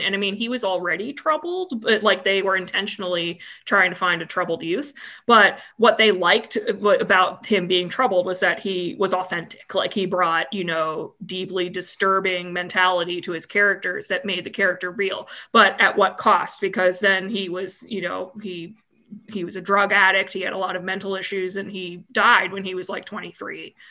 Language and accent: English; United States; being dumb American